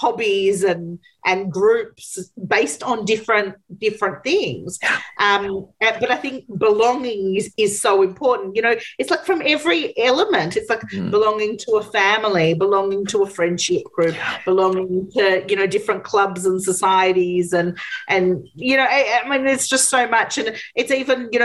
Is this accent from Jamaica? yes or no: no; Australia; people like me who come from an ethnic background in Australia